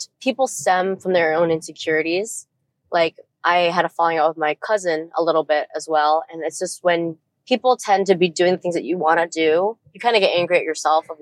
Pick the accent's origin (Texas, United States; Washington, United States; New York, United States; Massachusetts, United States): New York, United States; Syracuse; I'm from Syracuse, New York.